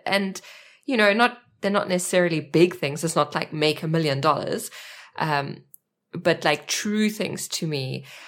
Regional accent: South Africa; accent: South African; moved away as an adult; now in Germany; I am a South African, that's my accent, and I live in Germany with my husband and two children

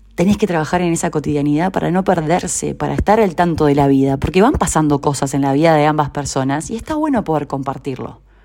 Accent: Uruguay; moved away as an adult; now in Argentina; hace un año vivo en Argentina, soy uruguaya

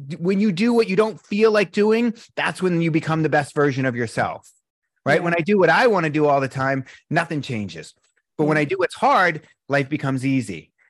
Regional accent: East Coast, United States; it was really tough growing up in the East Coast being a sensitive guy.

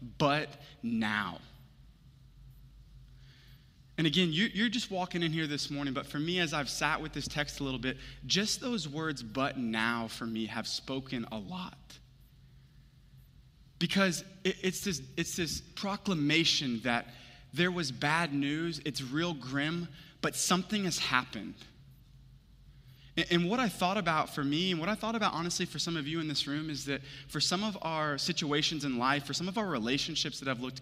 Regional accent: Houston, Texas, United States; moved away; I'm from Houston originally

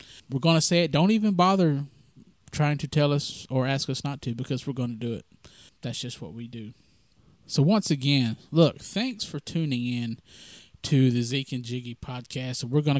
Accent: the South, United States; that's kind of part of how we were raised in the South, and some people continue to raise their kids like that.

